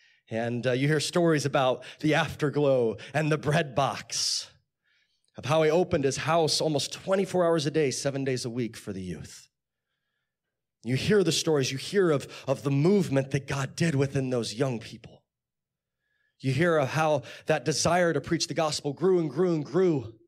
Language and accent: English; Chatsworth, California, United States; also born or lived in Texas; I grew up in California. In fact, I live not too far down the street. It used to be at apartments called, they were called, I think there's something different now, Loreline Gardens in Chatsworth. Yeah, someone said, yeah. And then we moved to Texas.